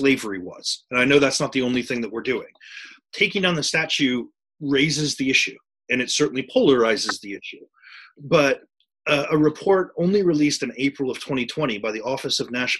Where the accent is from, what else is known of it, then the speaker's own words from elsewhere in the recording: United States; my own experience as an American